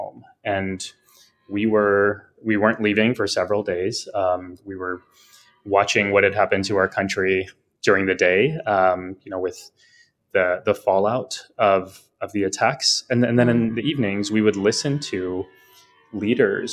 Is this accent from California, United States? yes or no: no; South Texas, United States; moved away; also born or lived in New York; I am born and raised in the States, in a part of the country called Texas